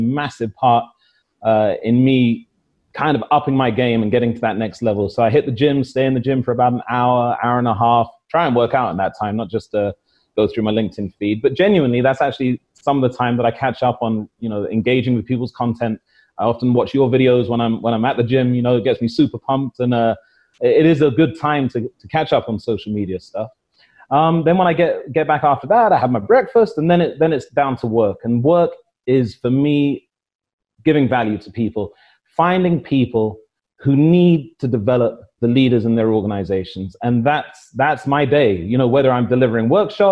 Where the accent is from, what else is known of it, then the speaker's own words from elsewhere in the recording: London, United Kingdom; moved away as an adult; also born or lived in Devon; now in Saudi Arabia; where I was born in Paddington, London, 1974